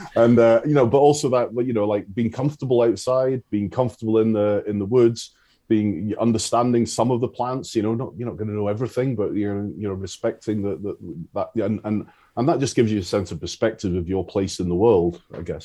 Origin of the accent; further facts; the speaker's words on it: Isle of Arran, Scotland, United Kingdom; I grew up on the Isle of Arran